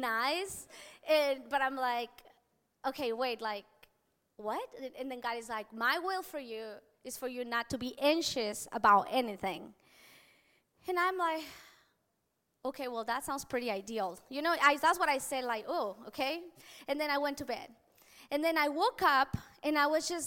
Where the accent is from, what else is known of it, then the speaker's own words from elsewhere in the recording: Mexico; moved away; where I grew up in Mexico